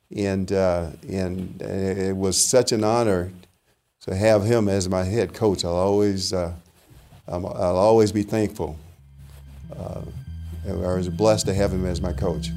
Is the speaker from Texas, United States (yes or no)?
yes; La Porte, Texas, United States; moved away; from LaPorte, Texas, and, uh, the city of LaPorte did not have a school accommodations for black students beyond the eighth grade